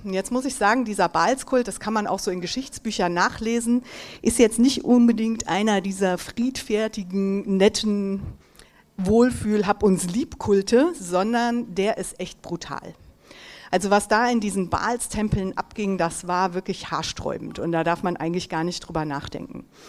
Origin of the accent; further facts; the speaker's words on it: Mönchengladbach, North Rhine-Westphalia, Germany; moved away as an adult; also born or lived in Düsseldorf / East Africa; ich bin hier in Mönchengladbach geboren und aufgewachsen